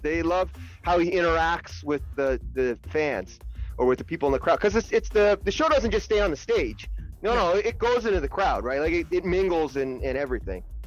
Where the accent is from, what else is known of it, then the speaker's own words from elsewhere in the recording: Burlington, Ontario, Canada; I'm from Burlington, Ontario